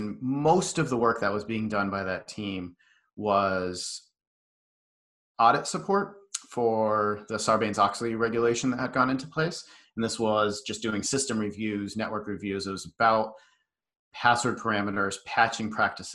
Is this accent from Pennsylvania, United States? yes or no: no; Western Massachusetts, United States; So I grew up out in Western Mass. It's a very small town that I was in.